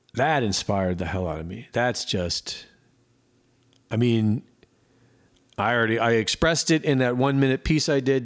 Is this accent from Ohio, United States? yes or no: yes; Cleveland, Ohio, United States; moved away as an adult; I grew up in Cleveland, Ohio, from, like, you know, two years old up until in my twenties